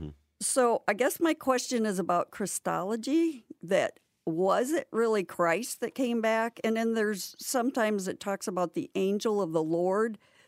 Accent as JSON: {"language": "English", "town": "Rockford", "region": "Illinois", "country": "United States", "said": "I'm from Rockford, Illinois."}